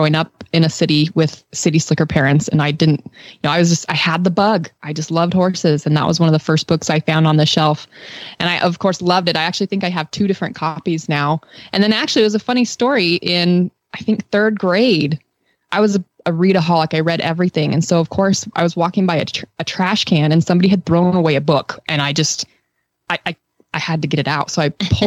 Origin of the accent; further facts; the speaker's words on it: Western United States, United States; growing up in the Western United States